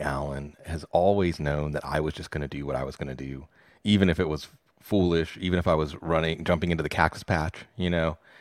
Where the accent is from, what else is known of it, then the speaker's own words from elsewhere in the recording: Pittsburgh, Pennsylvania, United States; I'm from Pittsburgh